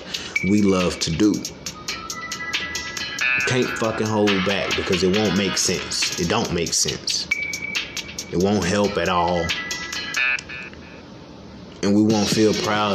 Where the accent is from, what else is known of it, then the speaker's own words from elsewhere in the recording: Memphis, Tennessee, United States; I was born and raised in Memphis